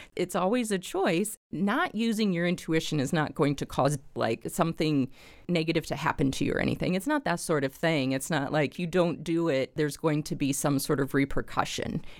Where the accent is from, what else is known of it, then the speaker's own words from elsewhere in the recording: Springfield, Illinois, United States; I am from Springfield, born and raised in Springfield here